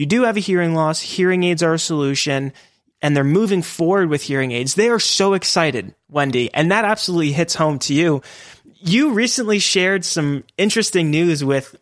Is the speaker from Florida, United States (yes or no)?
no; Pennsylvania, United States; I grew up in Pennsylvania, originally from Pennsylvania